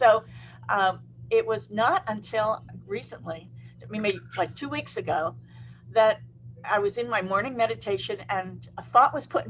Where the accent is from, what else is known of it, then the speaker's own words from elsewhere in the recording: East Coast, United States; I grew up on the East Coast